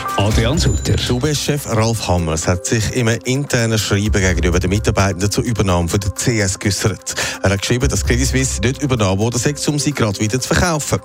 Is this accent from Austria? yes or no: no; Switzerland; bei uns in der Schweiz